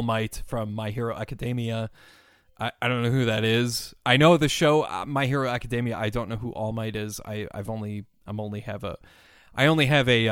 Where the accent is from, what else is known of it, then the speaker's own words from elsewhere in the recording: Minnesota, United States; I'm from Minnesota.